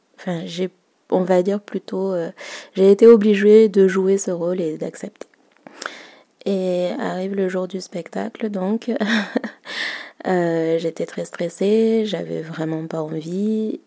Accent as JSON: {"language": "French", "country": "Madagascar", "said": "je suis malgache"}